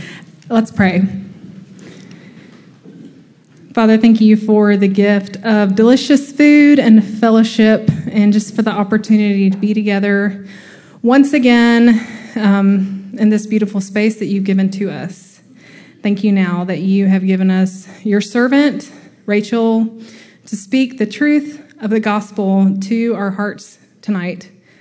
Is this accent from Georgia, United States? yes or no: yes; Macon, Georgia, United States; moved away; Macon, Georgia, which is my hometown